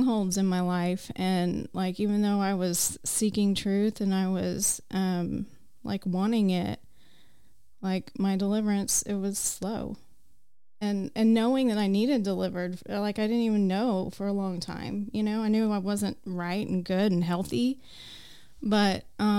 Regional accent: Enid, Oklahoma, United States; moved away as an adult; now in Choctaw, United States; we moved from Enid a couple years ago to Choctaw

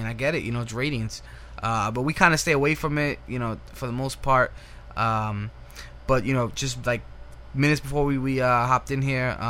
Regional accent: New York City, New York, United States; Two Kids from the Bronx

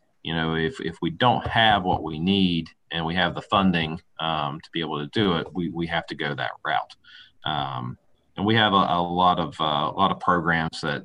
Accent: West Virginia, United States; I'm born and raised in West Virginia.

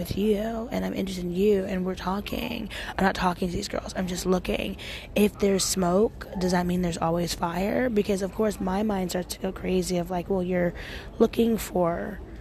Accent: Portland, United States; I am from Portland and it's very liberal and people are open. And I used to nanny all the time in high school

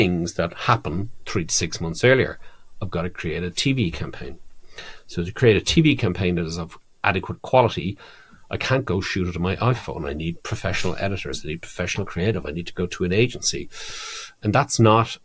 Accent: Ireland; moved away; my home country, Ireland

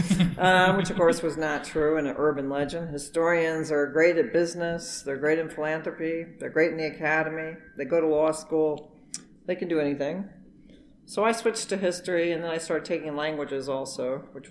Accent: Alexandria, Virginia, United States; moved away as an adult; now in Fayetteville, United States; I grew up in Northern Virginia. Went to high school in Alexandria, Virginia, so not too far from Washington, D.C.

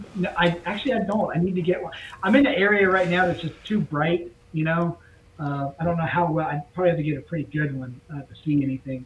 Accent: just south of Cape Canaveral, Florida, United States; growing up in, in Florida, I was in uh, grew up just south of Cape Canaveral

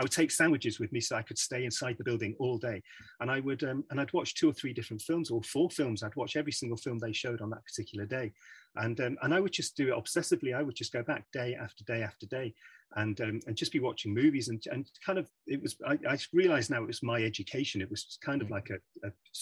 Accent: Manchester, North West England, United Kingdom; moved away as an adult; now in London, United Kingdom; I was born and bred in Manchester, so I was kind of grew up in Manchester

